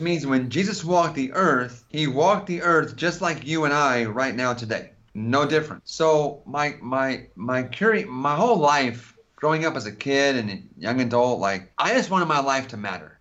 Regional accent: California, United States; I'm from California

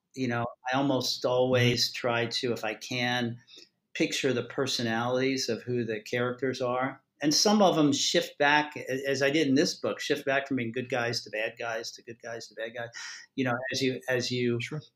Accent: Maryland, United States; I'm from Maryland

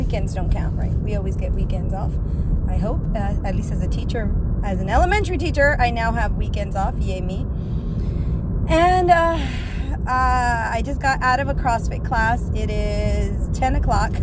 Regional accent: South Texas, United States; I am from South Texas

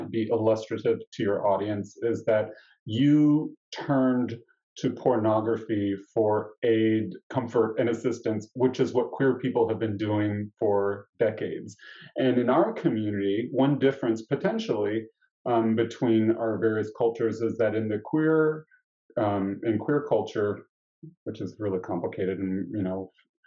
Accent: Nashville, Tennessee, United States; I grew up in Nashville, Tennessee

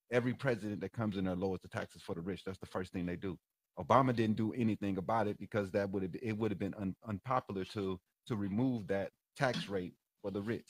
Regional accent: St. Louis, Missouri, United States; also born or lived in Illinois; now in Phoenix, United States; I'm from St. Louis.

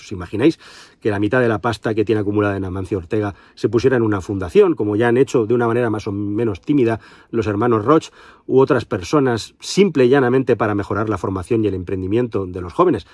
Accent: Spain; somos los españoles

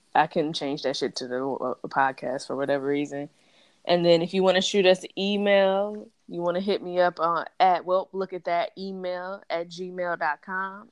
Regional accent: Detroit, Michigan, United States; I grew up in Detroit

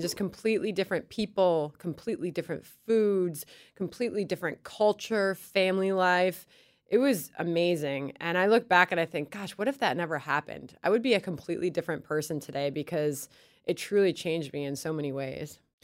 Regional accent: Chicago, Illinois, United States; moved away as an adult; also born or lived in Baton Rouge, Louisiana / New York; I grew up in Chicago

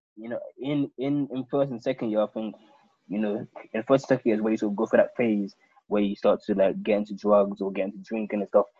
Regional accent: London, United Kingdom; I was born and brought up in London

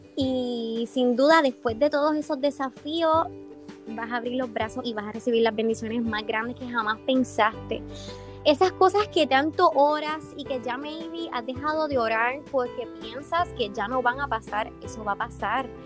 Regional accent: Hatillo, Puerto Rico; yo soy de Atillo, de la costa

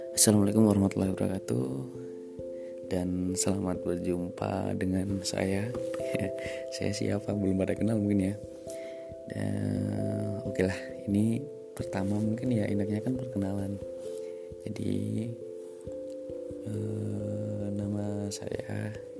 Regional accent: Temanggung, Central Java, Indonesia; aku asli dari Temanggung

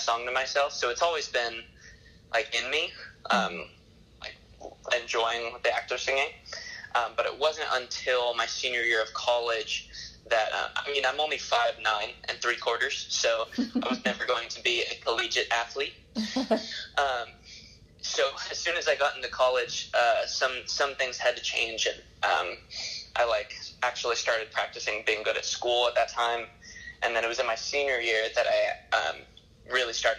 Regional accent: Santa Barbara, California, United States; I'm from Santa Barbara

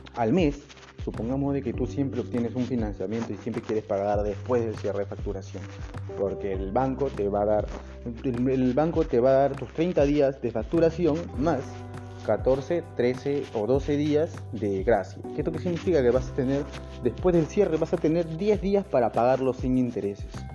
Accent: Peru; yo soy de Perú

